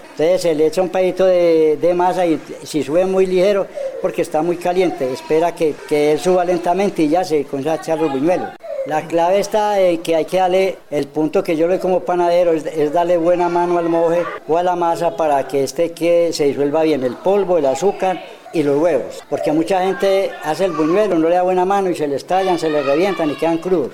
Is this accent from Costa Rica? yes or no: no; Pereira, Risaralda, Colombia; also born or lived in Urabá; now in Anorí, Colombia; Nací en Pereira